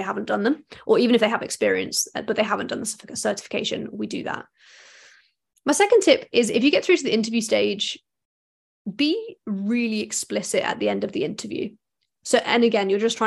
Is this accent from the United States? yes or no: no; United Kingdom; as British people